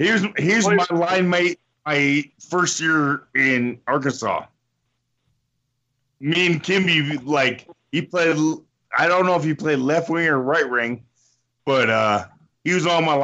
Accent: Windsor, Ontario, Canada; my hometown, Windsor, Ontario.

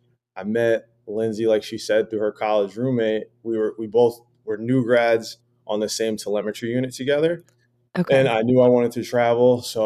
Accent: New York, United States; moved away; also born or lived in Sacramento / Los Angeles; I'm from New York.

